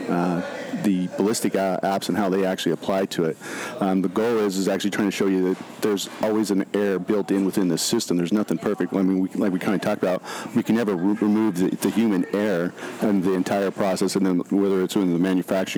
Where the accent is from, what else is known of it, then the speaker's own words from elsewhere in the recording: Idaho, United States; I was born and raised in Idaho up in a little area